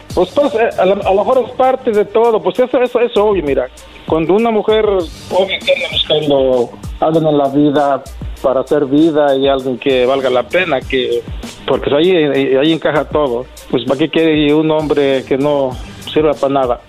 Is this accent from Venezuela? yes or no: no; Mexico; yo soy de San Luis